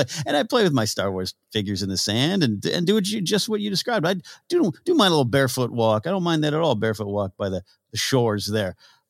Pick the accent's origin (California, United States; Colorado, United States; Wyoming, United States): California, United States; Pismo Beach; moved away; my hometown Pismo Beach area